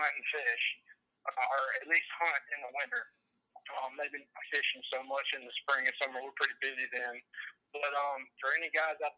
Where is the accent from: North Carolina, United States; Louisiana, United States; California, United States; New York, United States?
Louisiana, United States; Monroe; I'm from Monroe, Louisiana, which is basically home to nothing but churches and rednecks